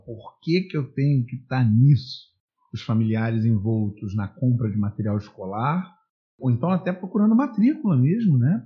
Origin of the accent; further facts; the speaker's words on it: Brazil; now in Niterói, Brazil; eu nasci no Brasil, eu vivo no Brasil, sempre vivi no Brasil.